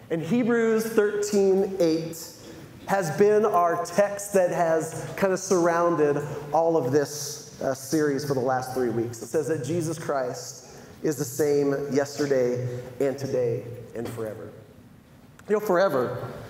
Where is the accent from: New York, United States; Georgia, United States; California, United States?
California, United States; San Diego; moved away as an adult; also born or lived in Los Angeles; now in Michigan, United States; I grew up in San Diego